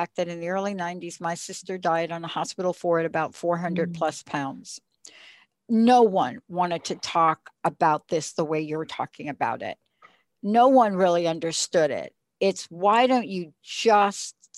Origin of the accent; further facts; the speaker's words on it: East Coast, United States; I'm from the East Coast.